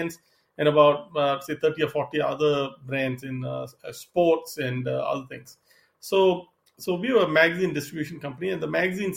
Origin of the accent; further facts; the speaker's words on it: Singapore; moved away as an adult; also born or lived in East Coast, United States / Seattle / Southern California; now in United States; I'm originally from Singapore. I came to the U.S. to study and then started my career on the East Coast.